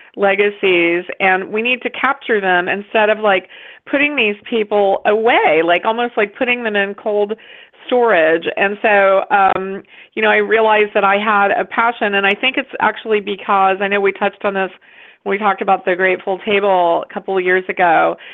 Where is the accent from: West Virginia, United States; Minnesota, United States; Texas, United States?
West Virginia, United States; close to my home state of West Virginia. And so I realized, like, oh my gosh, like those are my people. Like, that's, you know, that's where I'm from, really.